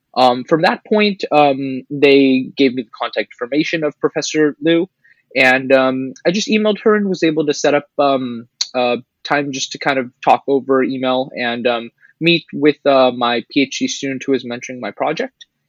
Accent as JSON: {"language": "English", "area": "Bay Area", "region": "California", "country": "United States", "moved": "as an adult", "lives_now": "Los Angeles, United States", "said": "I'm originally from the Bay Area"}